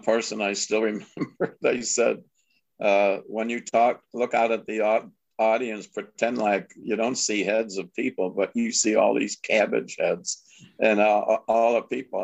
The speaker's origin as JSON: {"language": "English", "town": "Lombard", "region": "Illinois", "country": "United States", "tie": "born or raised there", "also_born_or_lived": "Chicago / Omaha / Miami / Long Beach", "moved": "as an adult", "said": "we moved from Chicago to this little town of Lombard, Illinois, 10,000 people, 20 miles west of Chicago. And we had this great idyllic childhood"}